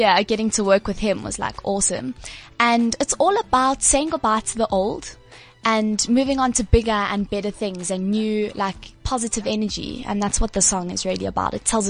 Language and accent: English; South Africa; I got to represent like South Africa overseas.